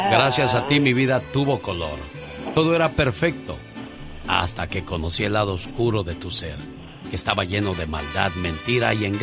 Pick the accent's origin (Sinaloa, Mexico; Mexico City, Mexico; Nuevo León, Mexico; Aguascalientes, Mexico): Sinaloa, Mexico; moved away; Salí de Sinaloa, pero Sinaloa nunca salió de mí.